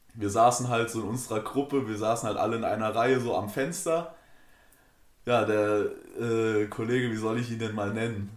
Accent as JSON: {"language": "German", "town": "Frankenberg", "country": "Germany", "said": "bei uns in Frankenberg"}